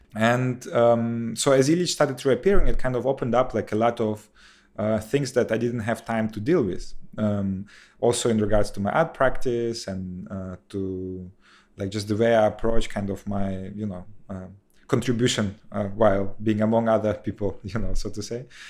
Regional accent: Kherson, Kherson Oblast, Ukraine; moved away; in my hometown in Kherson, you know, that is close to Crimea

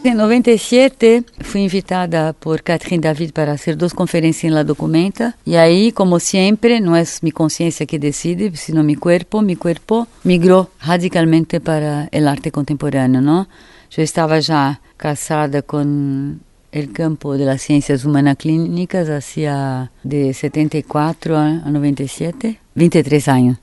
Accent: Brazil; Spanish is a second language; moved away as an adult; also born or lived in Paris, France; salí de Brasil en 70

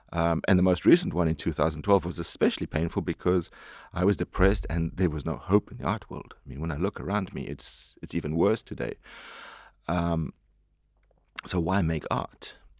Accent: South Africa; moved away; I am a South African

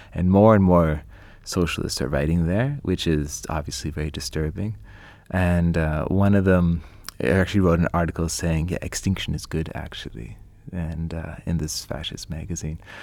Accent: Canada; I'm Canadian

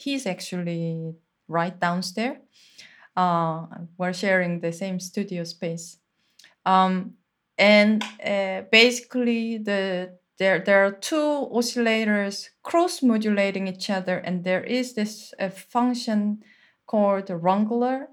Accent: Seoul, South Korea; moved away; I'm from Seoul and there is no single place that you can be quiet there

